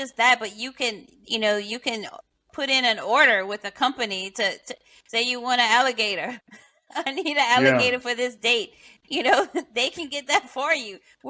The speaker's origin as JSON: {"language": "English", "area": "St. Landry Parish", "region": "South Louisiana", "country": "United States", "tie": "born or raised there", "said": "So, I mean, I grew up in, you know, St. Landry Parish, so we weren't close to any kind of water source, you know, at least not salt water."}